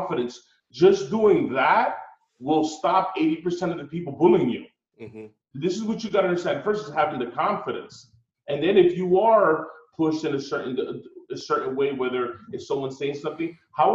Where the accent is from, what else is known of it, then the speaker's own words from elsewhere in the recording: Newark, New Jersey, United States; I grew up in Newark